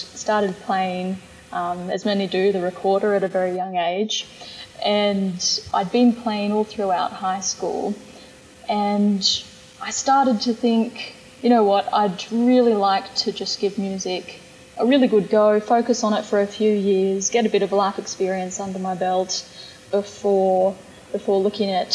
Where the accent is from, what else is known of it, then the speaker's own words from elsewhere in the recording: Bathurst, New South Wales, Australia; I grew up in Bathurst